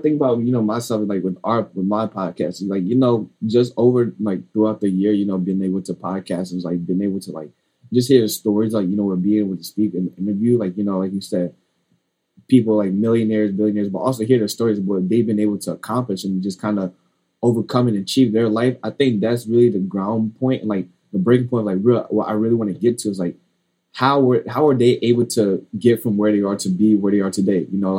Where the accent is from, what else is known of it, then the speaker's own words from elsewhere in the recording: United States; my parents were immigrants kind of growing up here at the time. And, you know, when they had me, I was born in the States. So I would be kind of technically, you know, like sons of an immigrant in a way.